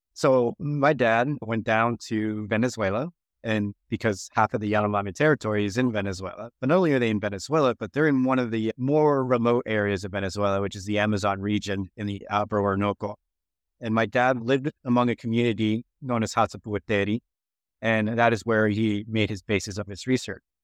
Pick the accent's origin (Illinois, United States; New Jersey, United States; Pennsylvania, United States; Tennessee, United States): Pennsylvania, United States; Philadelphia; when my mom arrived in, in United States, I was born shortly after in Philadelphia.